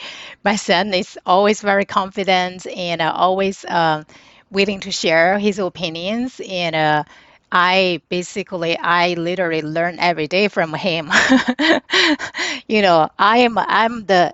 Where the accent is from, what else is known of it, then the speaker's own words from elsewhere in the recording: China; moved away; growing up in China, humble is ingrained in my DNA.